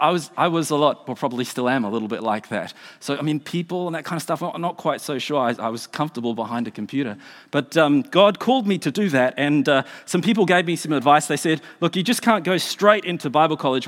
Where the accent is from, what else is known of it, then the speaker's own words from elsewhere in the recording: Australia; now in New Zealand; I'm an Australian.